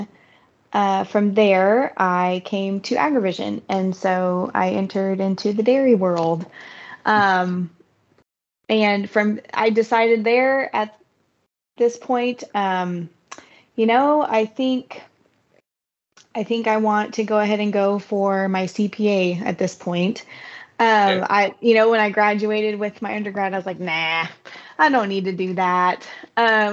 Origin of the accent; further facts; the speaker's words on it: Moriarty, New Mexico, United States; I grew up in New Mexico, actually. I'm from Moriarty, New Mexico. My folks are still there